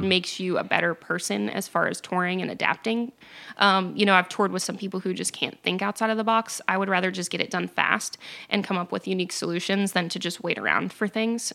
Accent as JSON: {"language": "English", "region": "New Hampshire", "country": "United States", "tie": "born or raised there", "said": "I grew up in New Hampshire"}